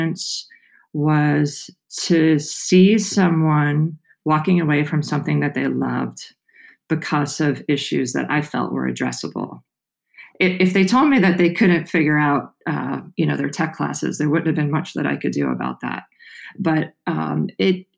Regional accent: New York City, New York, United States; moved away as an adult; I grew up on Staten Island in New York

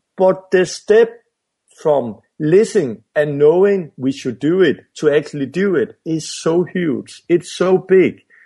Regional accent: Denmark; I'm from Denmark and, and it's a Western country

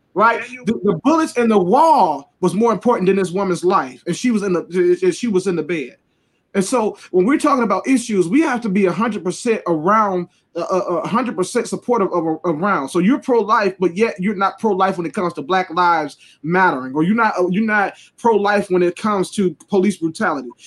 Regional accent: Detroit, Michigan, United States; I'm from Detroit

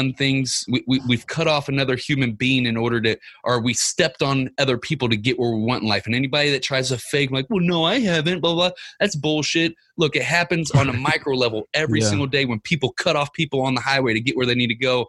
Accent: Ferguson, Missouri, United States; I grew up in Ferguson, Missouri

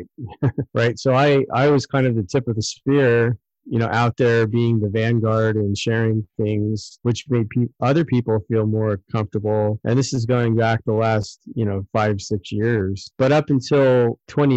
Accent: United States; as an American

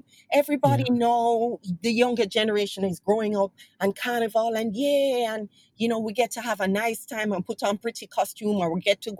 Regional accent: Jamaica

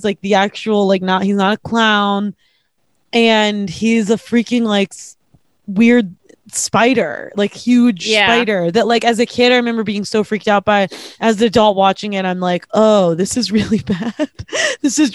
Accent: Pittsburgh, Pennsylvania, United States; I grew up in Pittsburgh

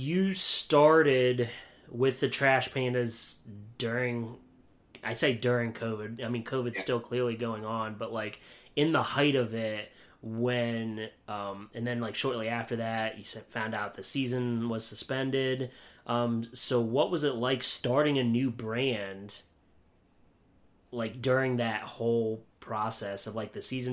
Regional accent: Pennsylvania, United States; moved away as an adult; also born or lived in Beloit / Delmarva; I'm from Pennsylvania originally

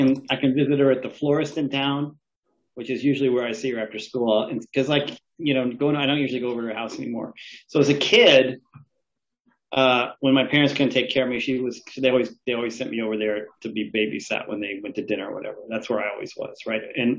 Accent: Thailand; Yeah, I'm from Thailand.

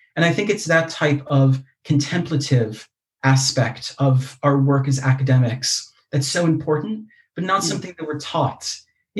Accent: United States; accent: American; moved away as an adult; also born or lived in Leeds, United Kingdom; now in United Kingdom; I'm American, you can probably tell from my accent

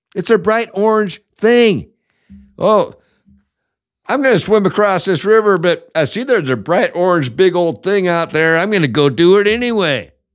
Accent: Seattle, Washington, United States; Seattle, my hometown

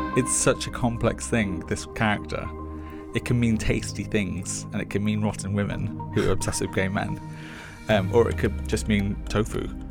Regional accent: Liverpool, North West England, United Kingdom; I grew up in Chinese chippies, um, in Haitin, which is a suburb of Liverpool.

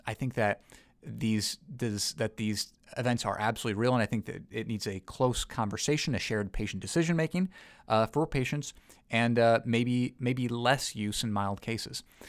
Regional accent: United States; as an American

